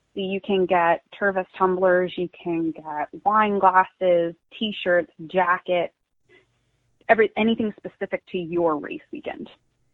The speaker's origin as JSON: {"language": "English", "town": "Orlando", "region": "Florida", "country": "United States", "tie": "born or raised there", "said": "I was born and raised in Orlando"}